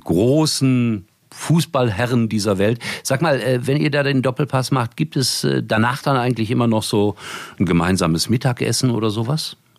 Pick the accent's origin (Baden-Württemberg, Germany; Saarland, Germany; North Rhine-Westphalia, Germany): North Rhine-Westphalia, Germany; Gelsenkirchen; Ich komme aus Gelsenkirchen